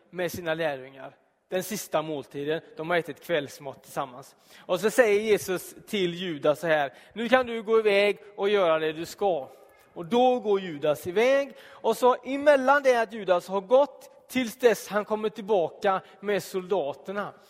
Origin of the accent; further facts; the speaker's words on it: Donsö, Västra Götaland, Sweden; moved away; när jag bodde hemma på Donsö